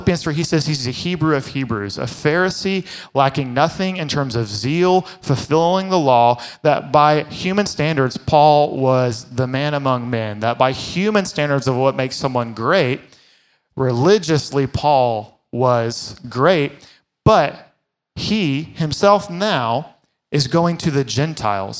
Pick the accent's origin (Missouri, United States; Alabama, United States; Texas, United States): Texas, United States; Fort Worth; I grew up in Fort Worth in the Bible Belt